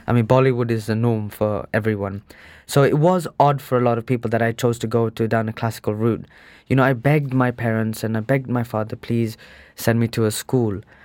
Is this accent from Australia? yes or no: no; Birmingham, West Midlands, United Kingdom; I was born in Birmingham, um, in nineteen eighty-four.